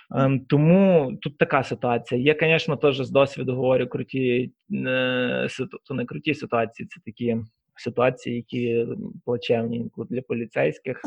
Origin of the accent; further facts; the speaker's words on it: Lviv, Lviv Oblast, Ukraine; сам я Саме ріс у Львові на Сихові